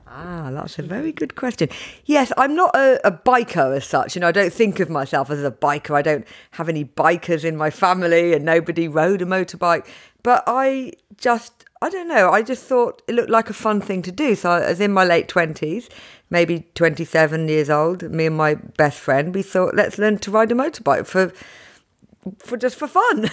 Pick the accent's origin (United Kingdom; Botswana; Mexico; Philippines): United Kingdom; as a British woman